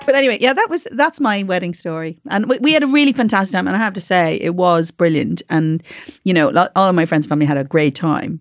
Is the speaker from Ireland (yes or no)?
yes; Dublin, Leinster, Ireland; also born or lived in Carrickfergus, Northern Ireland; now in Northern Ireland; I'm from Dublin